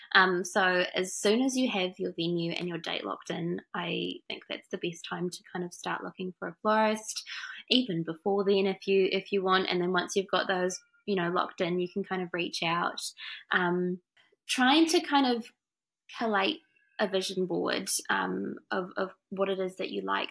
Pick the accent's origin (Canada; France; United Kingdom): France; also born or lived in Wanganui, New Zealand; now in Auckland, New Zealand; I'm from France originally.